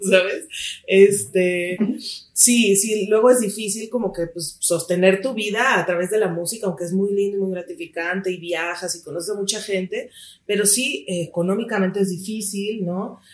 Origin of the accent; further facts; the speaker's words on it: Mexico City, Mexico; also born or lived in Chiapas; Chiapaneca de nacimiento, así es. Crecí aquí en la Ciudad de México, pero nací en Chiapas.